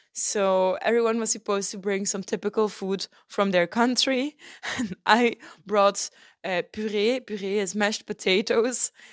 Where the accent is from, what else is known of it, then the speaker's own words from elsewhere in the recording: Belgium; moved away as an adult; also born or lived in Turkey; I'm home in Belgium. in my hometown with my family